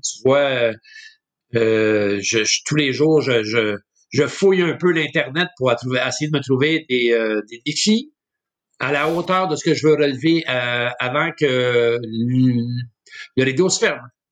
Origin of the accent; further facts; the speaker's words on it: Montreal, Quebec, Canada; je suis un jeune Montréalais. je suis né à Montréal en fait en 1963.